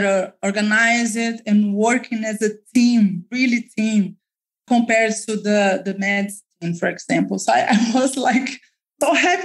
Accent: Belo Horizonte, Minas Gerais, Brazil; my experience in Brazil, in Minas Gerais state, in Belo Horizonte, that's my hometown

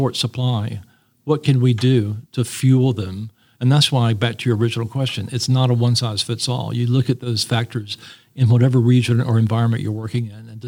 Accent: North Carolina, United States; I grew up in North Carolina

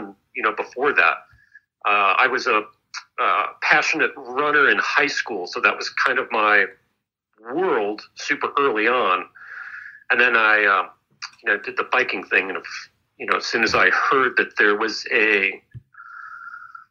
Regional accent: Wisconsin, United States; I grew up in Wisconsin

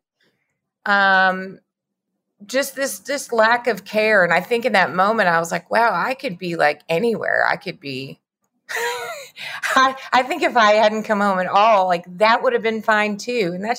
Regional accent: the Bible Belt, United States; I grew up in the Bible Belt, so a lot of those messages were very strong for me.

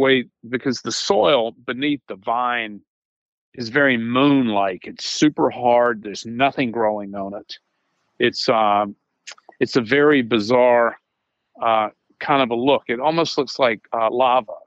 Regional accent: Charleston, South Carolina, United States; I was born in Charleston, South Carolina.

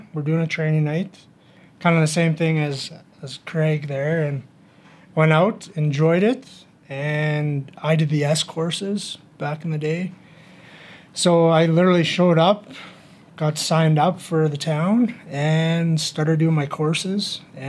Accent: Strathmore, Alberta, Canada; So I'm born and raised in Strathmore. Moved away to play hockey, and when I was done, I moved back. I couldn't afford anything, so I ended up buying a house in Strathmore.

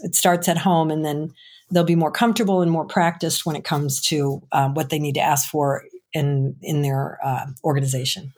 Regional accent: Chicago, Illinois, United States; I'm from Chicago

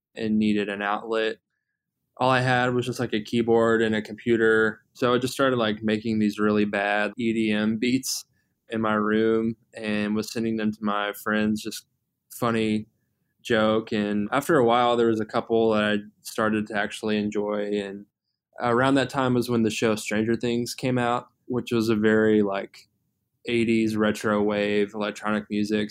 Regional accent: Atlanta, Georgia, United States; moved away as an adult; now in Louisville, United States; I'm originally from the Atlanta area.

